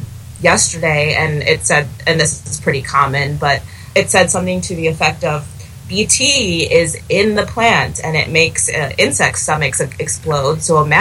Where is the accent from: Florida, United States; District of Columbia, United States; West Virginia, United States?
District of Columbia, United States; Washington; I was born in Washington, D.C., where my dad worked at the NIH, and my parents immigrated to the U.S. from South India a few years before I was born, and I grew up traveling there every couple years.